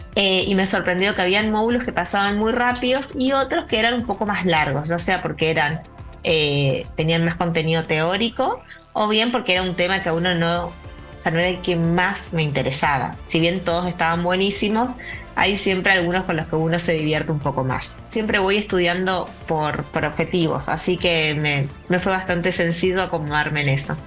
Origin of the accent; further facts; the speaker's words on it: Posadas, Misiones, Argentina; volví a mi ciudad natal, Posadas, en la provincia de Misiones.